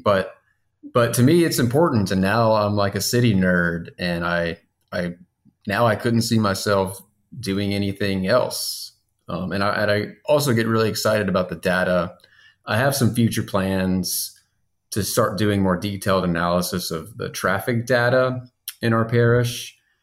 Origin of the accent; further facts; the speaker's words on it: Baton Rouge, Louisiana, United States; now in Zachary, United States; I am also from Baton Rouge